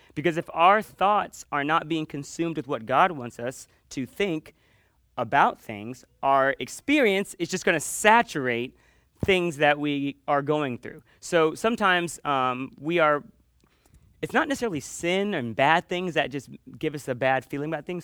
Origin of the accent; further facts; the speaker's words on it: Panama City, Florida, United States; I grew up in Panama City on the beach